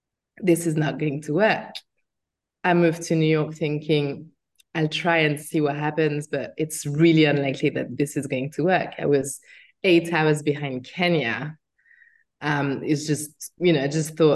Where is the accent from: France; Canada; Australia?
France; moved away as an adult; also born or lived in United States; by my accent, I was born in France and it wasn't easy in France